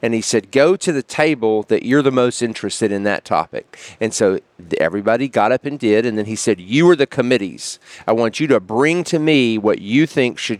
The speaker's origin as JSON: {"language": "English", "town": "Memphis", "region": "Tennessee", "country": "United States", "also_born_or_lived": "Washington, D.C.", "lives_now": "Union City, United States", "said": "I am originally from Memphis, Tennessee, so I am a West Tennessean"}